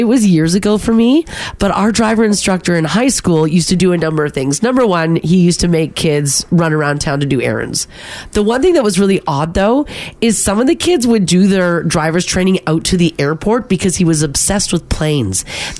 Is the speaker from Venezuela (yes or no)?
no; Calgary, Alberta, Canada; I did my driver's training where I grew up in Calgary.